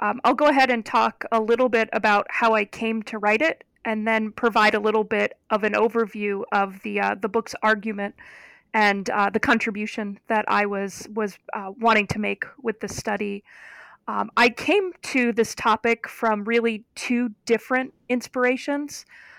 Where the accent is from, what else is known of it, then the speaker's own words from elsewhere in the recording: Ohio, United States; I am from Northeastern Ohio, And I grew up about 3 miles from Lake Erie, so one of the Great Lakes.